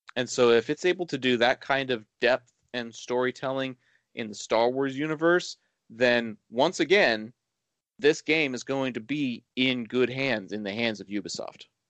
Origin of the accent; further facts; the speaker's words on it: Dallas Fort Worth area, Texas, United States; here in my hometown